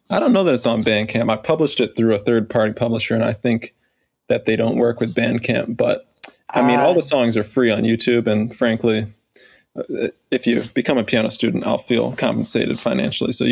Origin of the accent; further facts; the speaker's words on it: the South, United States; growing up in the South, sure, um, you know that's that's a thing